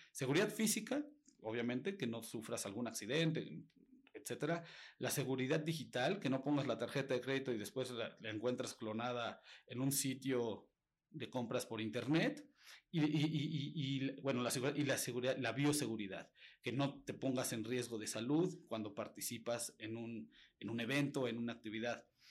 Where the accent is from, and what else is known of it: Mexico